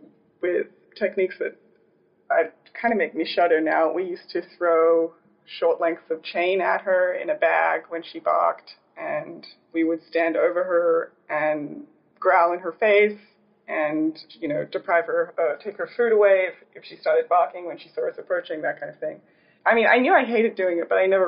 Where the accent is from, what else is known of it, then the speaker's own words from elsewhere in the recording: Australia; moved away as an adult; now in New York City, United States; I'm from Australia. I grew up there.